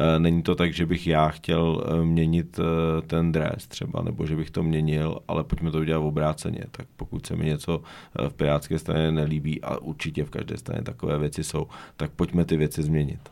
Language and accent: Czech; Domažlice, Plzeň Region, Czechia; also born or lived in Stod; Pak jsem zbytek života strávil v Domažlicích na, na, na Chodsku